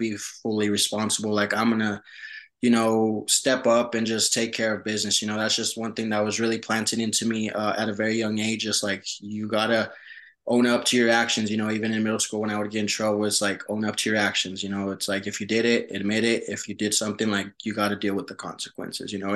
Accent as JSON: {"language": "English", "town": "Denver", "region": "Colorado", "country": "United States", "tie": "born or raised there", "also_born_or_lived": "Mexico", "first_language": "Spanish", "second_language": "English", "moved": "as an adult", "lives_now": "New Mexico, United States", "said": "I was pretty much brought into the U.S. as a 5-month-old baby. So, we moved to Colorado. That's where I was raised"}